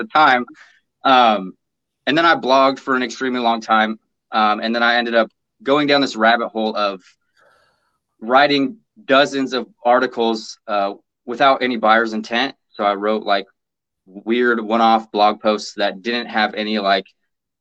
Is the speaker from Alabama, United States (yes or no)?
no; Portland, Oregon, United States; now in Vancouver, United States; I've been born and raised in Portland, Oregon.